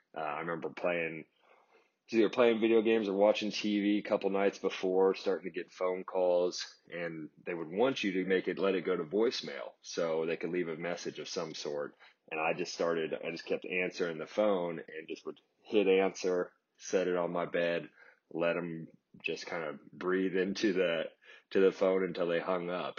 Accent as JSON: {"language": "English", "town": "Kansas City", "country": "United States", "tie": "born or raised there", "said": "as a kid growing up in Kansas City"}